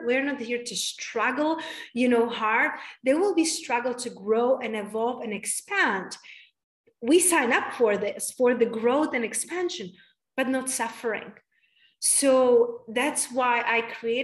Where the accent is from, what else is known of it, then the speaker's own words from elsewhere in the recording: Czechia; also born or lived in London / Spain / United States; now in Tulum, Mexico; I moved from Czech Republic, and I live in London, and I live in Spain, and then I live in the United States for 11 years